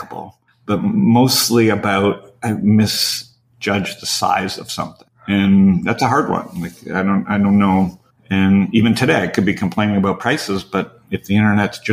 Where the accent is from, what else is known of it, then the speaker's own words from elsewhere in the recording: Toronto, Ontario, Canada; I grew up in Toronto